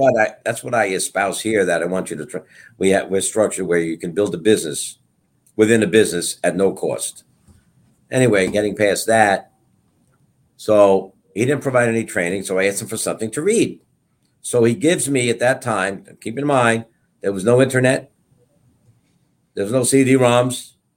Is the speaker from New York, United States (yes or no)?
yes; Brentwood, New York, United States; also born or lived in Bayside, Queens / Setauket, New York; I grew up in Brentwood, taught in Brentwood